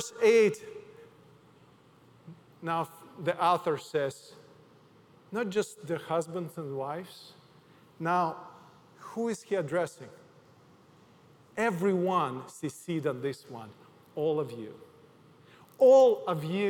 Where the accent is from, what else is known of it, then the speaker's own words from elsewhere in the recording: Odesa, Odesa Oblast, Ukraine; English is a second language; now in United States; my hometown Odessa